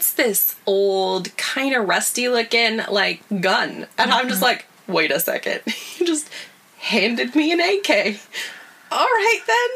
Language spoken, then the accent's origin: English; United States; moved away as an adult; now in Iraq; we're American